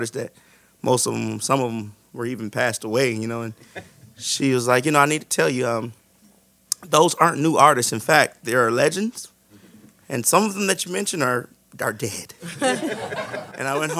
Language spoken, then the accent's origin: English; Cleveland, Ohio, United States; I'm growing up in Cleveland, Ohio